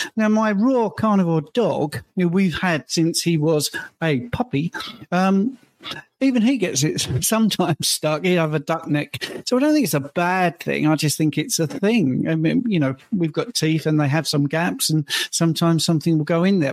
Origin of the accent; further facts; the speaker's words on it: United Kingdom; I'm British